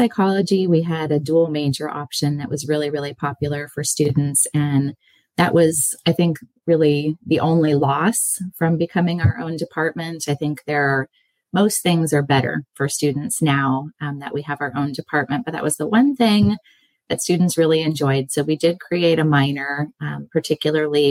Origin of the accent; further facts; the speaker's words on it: California, United States; also born or lived in Indiana; I grew up in California